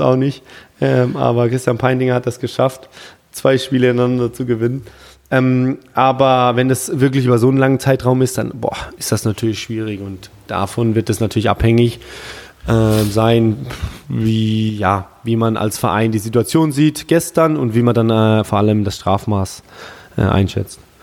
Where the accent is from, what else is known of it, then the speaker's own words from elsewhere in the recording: Germany; bei uns in Deutschland